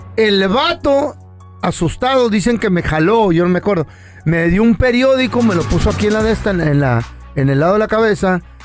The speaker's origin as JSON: {"language": "Spanish", "country": "Mexico", "moved": "yes", "lives_now": "United States", "said": "yo soy mexicano, pero vivo en Estados Unidos"}